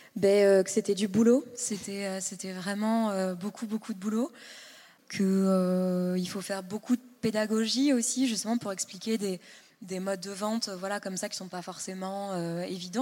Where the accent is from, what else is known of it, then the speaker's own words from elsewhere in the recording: Île-de-France, France; moved away as an adult; also born or lived in Berlin, Germany; je venais de banlieue